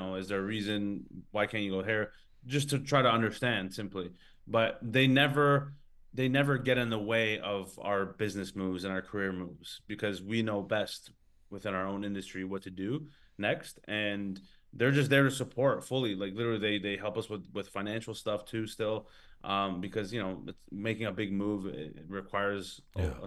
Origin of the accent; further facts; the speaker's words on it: Canada; moved away as an adult; now in Australia; I'm Canadian as well